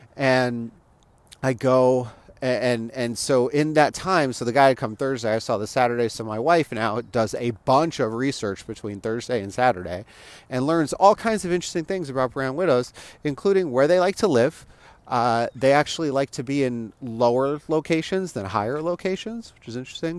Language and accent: English; Las Vegas, Nevada, United States; moved away; I'm from Las Vegas